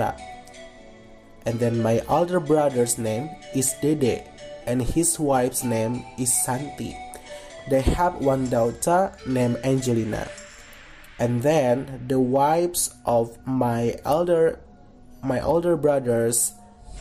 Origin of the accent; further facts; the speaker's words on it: Kuningan, West Java, Indonesia; English is a second language; I was born in Kuningan on June 13, 2001. So, now I am 20 years old. Now, I live in Windusakan Village, Kuningan District, Kuningan Regency, West Java Province, Indonesia.